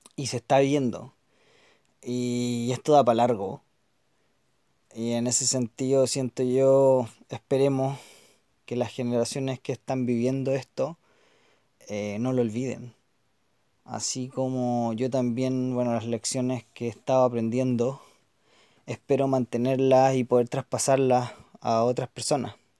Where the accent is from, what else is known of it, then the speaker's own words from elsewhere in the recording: Chile; los chilenos, las chilenas que vamos a estar viviendo en el país